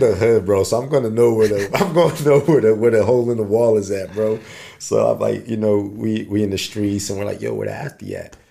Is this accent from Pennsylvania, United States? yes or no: yes; Philadelphia, Pennsylvania, United States; moved away as an adult; now in Los Angeles, United States; my hometown